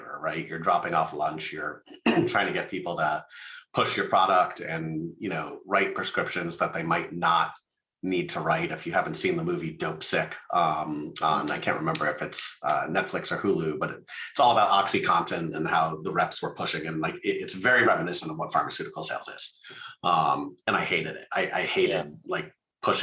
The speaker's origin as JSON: {"language": "English", "town": "Las Vegas", "region": "Nevada", "country": "United States", "tie": "born or raised there", "said": "I grew up in Las Vegas"}